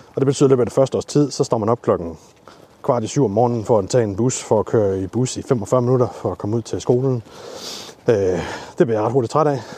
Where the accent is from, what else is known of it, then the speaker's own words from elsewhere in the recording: Lemvig, Central Denmark Region, Denmark; now in Aalborg, Denmark; jeg er født og opvokset i Lemvi